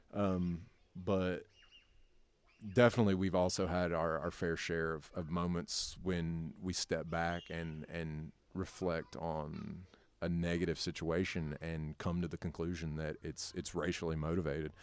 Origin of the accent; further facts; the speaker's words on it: North Carolina, United States; moved away as an adult; also born or lived in Kentucky; now in Tennessee, United States; born and raised in North Carolina.